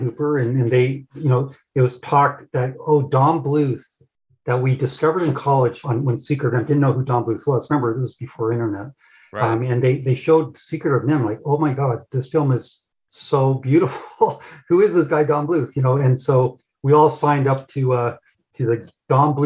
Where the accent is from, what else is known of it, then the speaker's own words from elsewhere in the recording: Toronto, Ontario, Canada; moved away as an adult; also born or lived in Los Angeles / Ireland; I was coming from Toronto area to LA.